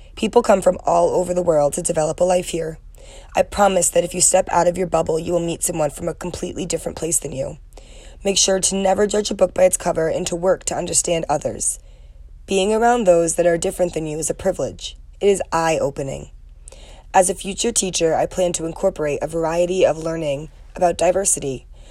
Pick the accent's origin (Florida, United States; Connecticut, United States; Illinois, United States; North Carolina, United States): Connecticut, United States; Trumbull; moved away as an adult; now in Ohio, United States; I am from Trumbull, Connecticut and came to Ohio University